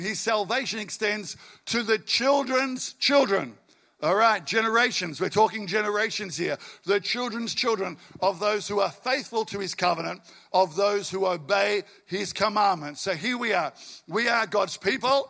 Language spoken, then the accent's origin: English; Albury, New South Wales, Australia; also born or lived in western suburbs of Melbourne; now in Melbourne, Australia; I grew up in Albury, country boy